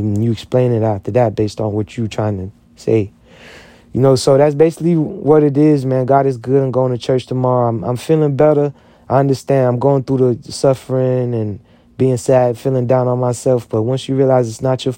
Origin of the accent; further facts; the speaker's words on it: United States; I'm an American.